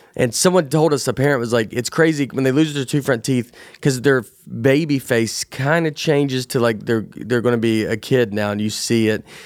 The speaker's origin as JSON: {"language": "English", "town": "Nashville", "region": "Tennessee", "country": "United States", "tie": "born or raised there", "said": "growing up in Tennessee"}